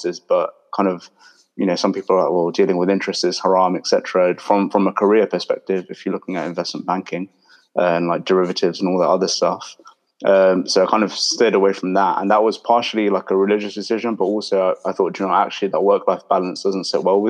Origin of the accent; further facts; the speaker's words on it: London, United Kingdom; I was born and raised in London, kind of grew up in my whole life